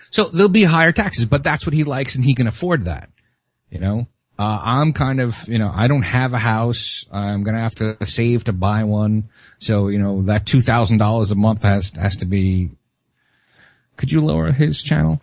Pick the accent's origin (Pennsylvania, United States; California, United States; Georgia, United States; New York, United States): New York, United States; New York City; moved away; I grew up in Brooklyn